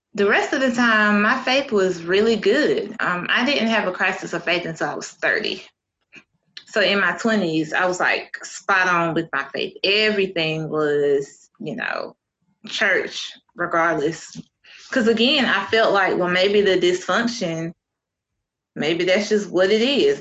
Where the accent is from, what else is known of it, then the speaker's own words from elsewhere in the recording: Eastern North Carolina, United States; I grew up in North Carolina, Eastern North Carolina